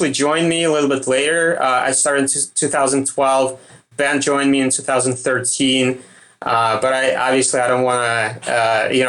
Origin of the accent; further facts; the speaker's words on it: Russia; accent: Russian; my Russian accent